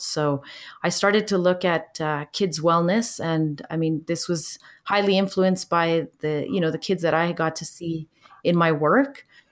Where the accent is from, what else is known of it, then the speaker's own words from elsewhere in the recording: Canada; also born or lived in Chile; my family immigrated to Canada when I was four years old